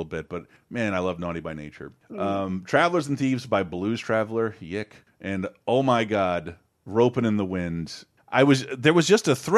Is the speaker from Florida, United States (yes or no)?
yes; Tallahassee, Florida, United States; Tallahassee, my hometown